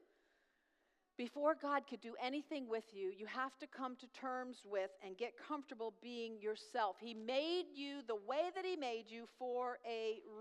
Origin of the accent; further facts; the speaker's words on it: New York, United States; moved away; I'm loud, I'm tall, I'm from New York, I'm Italian